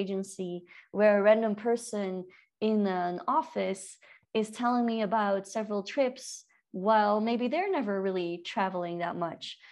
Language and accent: English; Belgium; now in Peru; I'm from Belgium, living in Peru